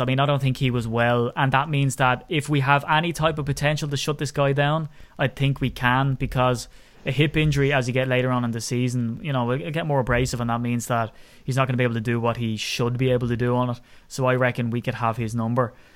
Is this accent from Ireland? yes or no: yes; Ireland; I'm an Irishman